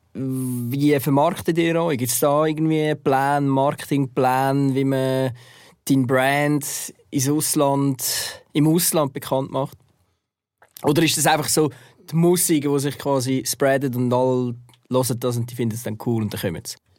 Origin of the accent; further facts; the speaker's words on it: Zurich, Switzerland; ich bin dann auch in Zürich aufgewachsen